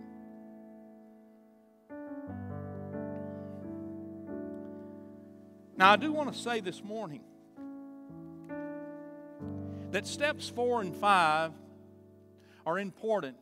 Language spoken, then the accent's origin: English; Chandler, United States; I'm from Chandler. I know everything in this town